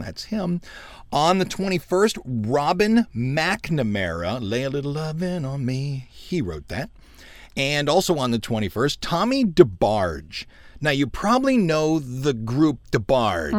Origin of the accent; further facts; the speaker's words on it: Cleveland, Ohio, United States; I grew up in Cleveland, Ohio